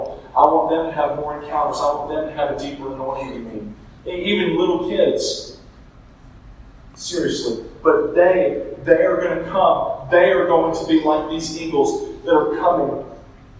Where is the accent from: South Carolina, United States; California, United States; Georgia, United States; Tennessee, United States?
Georgia, United States; Middle; I'm from Middle Georgia. I went to college in South Georgia